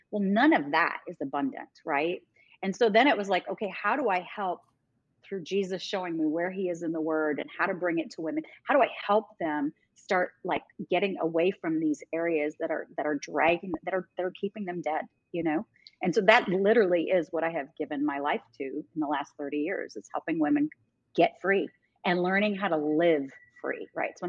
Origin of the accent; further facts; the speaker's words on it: New York, United States; now in Dallas, United States; because when I came to Dallas from New York, I didn't fit in.